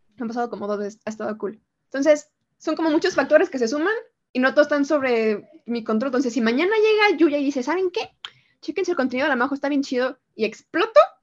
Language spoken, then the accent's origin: Spanish; Mexico; soy de México